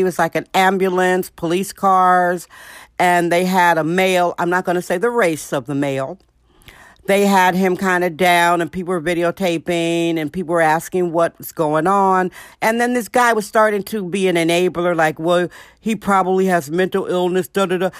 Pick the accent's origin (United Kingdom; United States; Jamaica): United States; Milwaukee, Wisconsin; a young, fatherless black girl growing up in Milwaukee, Wisconsin